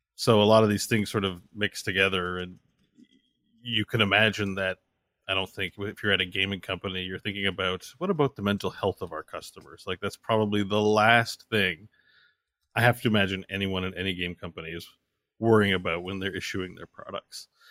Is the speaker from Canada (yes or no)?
yes; Canada; me as a Canadian